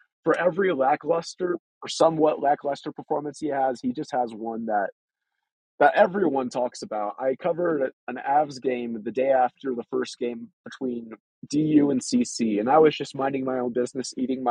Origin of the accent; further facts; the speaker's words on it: Texas, United States; moved away as an adult; now in Colorado Springs, United States; Growing up in Texas